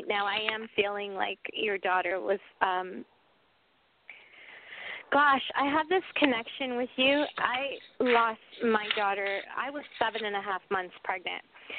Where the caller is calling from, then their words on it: New Mexico, United States; Hi, everybody. … I'm calling from New Mexico.